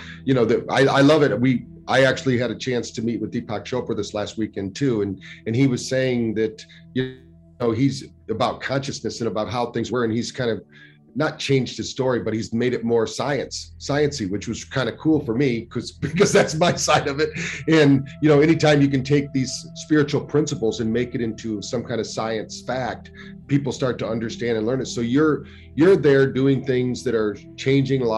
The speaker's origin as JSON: {"language": "English", "town": "Battle Creek", "region": "Michigan", "country": "United States", "tie": "born or raised there", "said": "I grew up in Battle Creek, Michigan, where health food, the first health food store in America was there"}